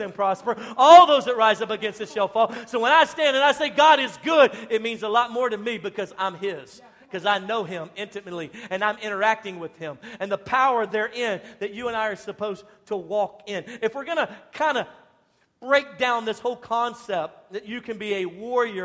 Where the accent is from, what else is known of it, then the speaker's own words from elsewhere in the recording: Louisiana, United States; I'm from Louisiana.